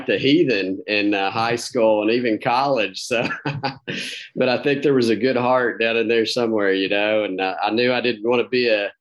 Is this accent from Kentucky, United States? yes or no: yes; Campbellsville, Kentucky, United States; Grew up in small town Kentucky, Campbellsville